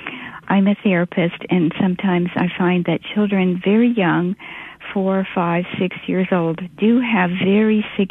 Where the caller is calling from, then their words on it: Canada; I'm calling from Canada.